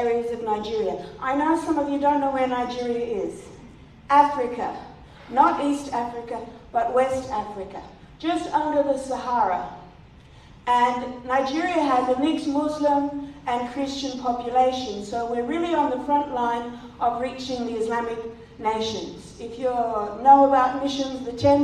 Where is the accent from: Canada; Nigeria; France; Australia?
Australia; South Australia; moved away; I'm from the west of the state where Fred and Margaret Clifton come from. They're from my hometown